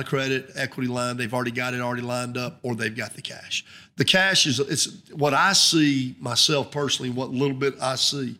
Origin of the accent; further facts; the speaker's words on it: Weiss Lake, Alabama, United States; I grew up on Wise Lake. I love Wise Lake. I've always had a place on Wise Lake since we were kids